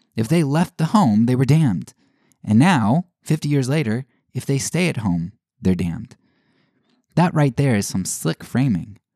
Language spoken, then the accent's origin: English; United States; growing up in the United States